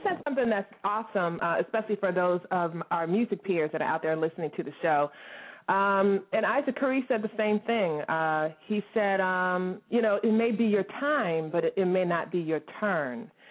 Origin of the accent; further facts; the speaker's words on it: DMV, United States; I'm not from West Virginia. I'm I'm, I'm from the DMV